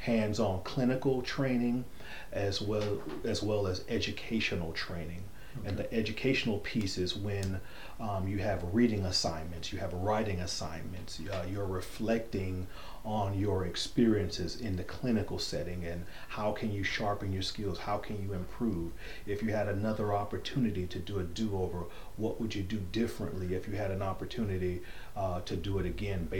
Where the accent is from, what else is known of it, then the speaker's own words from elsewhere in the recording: Fort Lauderdale, Florida, United States; moved away as an adult; now in Alabama, United States; I'm originally from South Florida, the Fort Lauderdale, Florida area. I was born and raised there in the South Florida area, Fort Lauderdale, Florida area